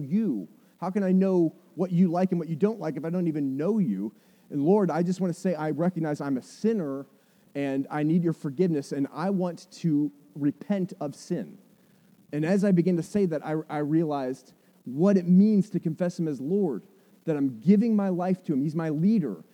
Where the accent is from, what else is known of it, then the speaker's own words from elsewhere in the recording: United States; I grew up in America that in the 70s and 80s was a Christian nation